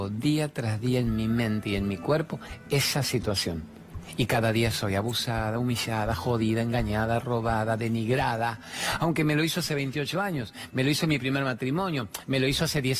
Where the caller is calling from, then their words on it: General Roca, Río Negro, Argentina; de General Roca, Río Negro, y quiero hacerte una pregunta.